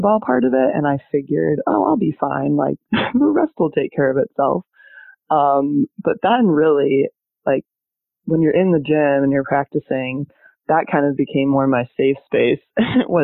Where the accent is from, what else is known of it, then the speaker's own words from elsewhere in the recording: Benzie County, Michigan, United States; moved away as an adult; also born or lived in Portugal / Germany; So I grew up in Benzie County, smallest county in Michigan. So from a really small town.